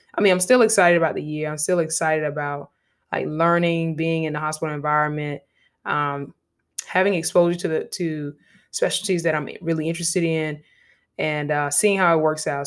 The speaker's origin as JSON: {"language": "English", "town": "Savannah", "region": "Georgia", "country": "United States", "said": "I'm from Savannah, Georgia"}